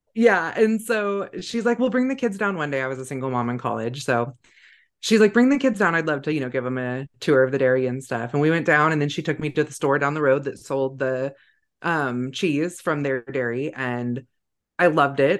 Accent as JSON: {"language": "English", "region": "Northern California", "country": "United States", "tie": "born or raised there", "said": "I grew up in Northern California"}